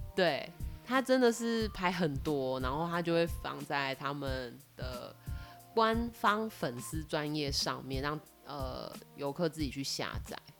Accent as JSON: {"language": "Chinese", "country": "Taiwan", "said": "我们台湾同胞"}